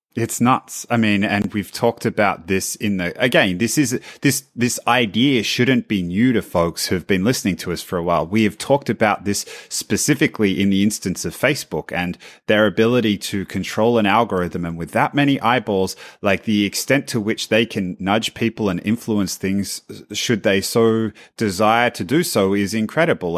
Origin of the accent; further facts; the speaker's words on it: Australia; as an Australian